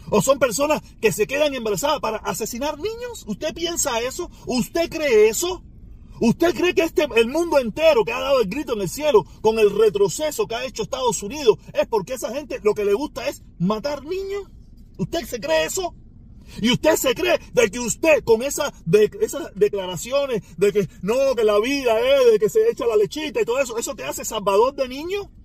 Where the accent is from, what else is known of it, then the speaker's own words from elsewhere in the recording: Cuba; now in United States; No somos los cubanos, que somos dos millones.